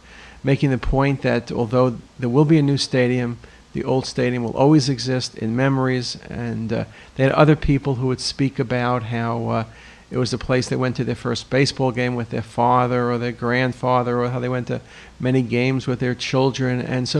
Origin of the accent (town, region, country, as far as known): New York City, New York, United States; born or raised there; now in Baltimore, United States